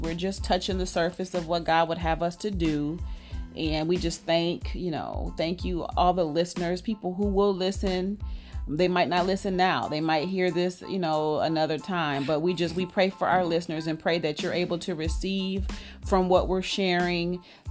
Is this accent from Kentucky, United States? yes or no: no; Detroit, Michigan, United States; moved away as an adult; also born or lived in Chicago, Illinois; now in Dallas, United States; I was born in Chicago, moved to Detroit when I was about, I'll say 10 years old. So grew up most of my, you know, child and adult life in Detroit, Michigan